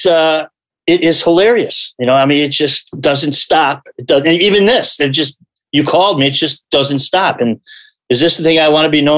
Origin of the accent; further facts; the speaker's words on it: Chicago, Illinois, United States; moved away as an adult; also born or lived in Wisconsin; I grew up in Chicago, a Chicago actor